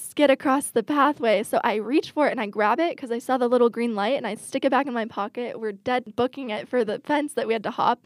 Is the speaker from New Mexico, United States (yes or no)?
no; Washington, United States; I grew up in Washington.